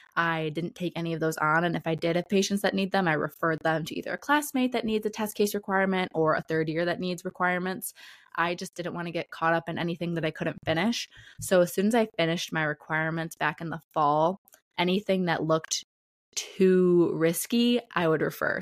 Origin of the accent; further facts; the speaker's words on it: Detroit area, Michigan, United States; I was born and raised in the Detroit area and the suburbs around there, so about forty minutes outside of Detroit